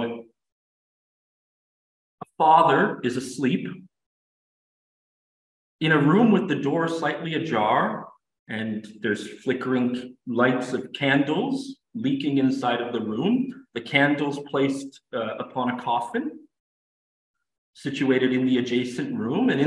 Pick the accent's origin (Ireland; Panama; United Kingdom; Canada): Canada; I'm an English speaker, but I'm also French Canadian. And I find myself blending the two languages together because it's my language